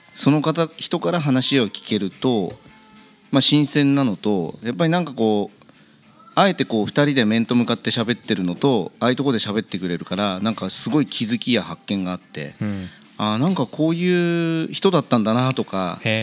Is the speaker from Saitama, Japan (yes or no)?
yes; Kawagoe, Saitama, Japan; also born or lived in Tokyo; 本当に生まれも育ちも川越、はい、えー、この近所